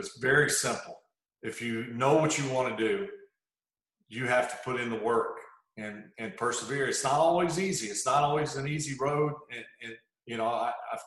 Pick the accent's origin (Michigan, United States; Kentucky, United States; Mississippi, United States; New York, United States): Mississippi, United States; Hancock County; also born or lived in Gulfport, Mississippi; I grew up probably 15 minutes to the west of Gulfport in Hancock County